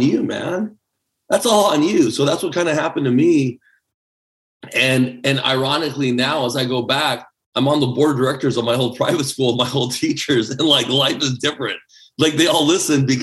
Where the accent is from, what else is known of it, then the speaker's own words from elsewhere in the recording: El Paso, Texas, United States; English is a second language; also born or lived in Taipei, Taiwan; I'm a kid from El Paso, Texas